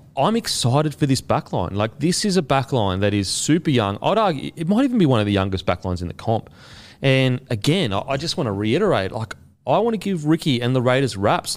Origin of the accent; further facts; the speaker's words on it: Gold Coast, Queensland, Australia; I'm from the Gold Coast